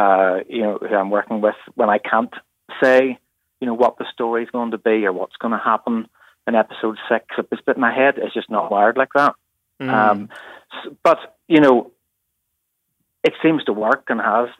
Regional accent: Bangor, Northern Ireland, United Kingdom; That's in my hometown

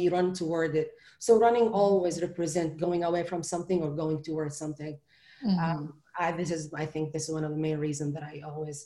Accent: Saudi Arabia; also born or lived in Europe; now in United States; I grew up in Saudi Arabia

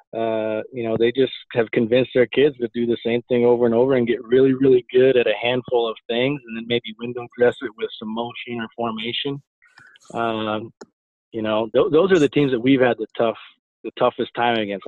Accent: South Dakota, United States; moved away; also born or lived in Nebraska; growing up in South Dakota, uh, and then moving on to Nebraska

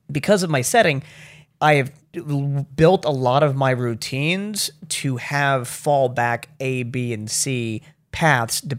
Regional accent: Baltimore, Maryland, United States; South Baltimore. Well, everybody calls it Federal Hill now to make it sound all swanky

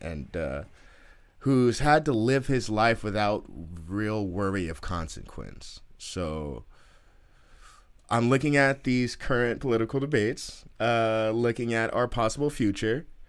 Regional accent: Oakland, California, United States; I'm from Oakland

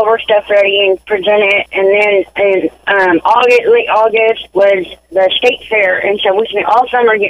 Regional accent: Indiana, United States; and I grew up in Indiana

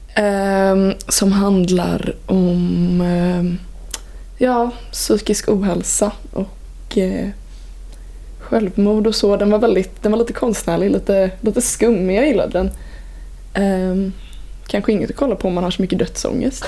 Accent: Vänersborg, Västra Götaland, Sweden; jag är från Vänersborg.

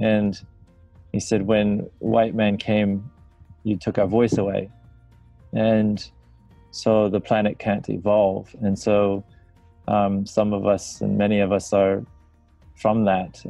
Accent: near Chicago, northern Indiana, United States; moved away as an adult; now in Australia; Originally from the States. Like, grew up near Chicago, northern Indiana

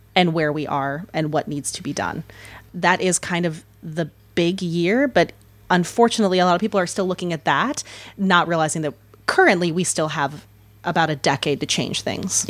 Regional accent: Alaska, United States; moved away; I grew up half my life in Alaska as a daughter of a tour guide

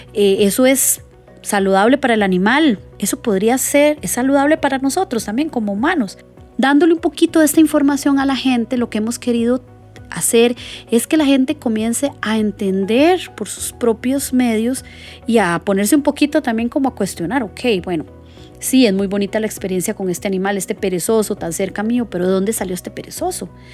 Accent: Costa Rica; como ticos

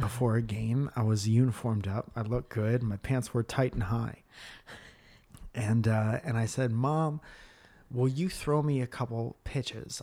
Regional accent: Stratford, Connecticut, United States; where I grew up in Stratford, Connecticut

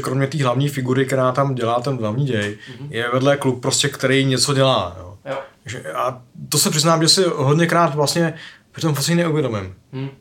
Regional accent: Czechia; já jsem tady z Čech

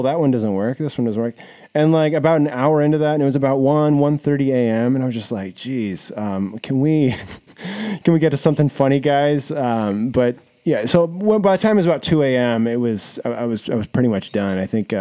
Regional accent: Seattle, Washington, United States; I knew Chuck from growing up in Seattle

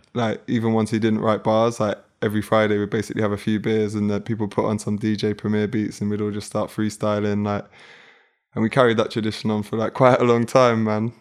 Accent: London, United Kingdom; from South London, like Hernhill

